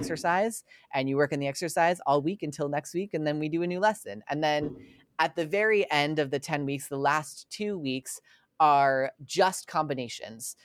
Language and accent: English; Long Island, New York, United States; I grew up on Long Island